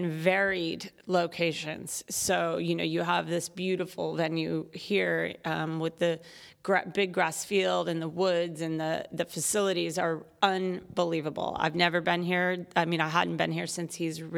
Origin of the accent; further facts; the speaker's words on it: Virginia, United States; My mother was a horse person, and so we were growing up in Virginia, which is also horse country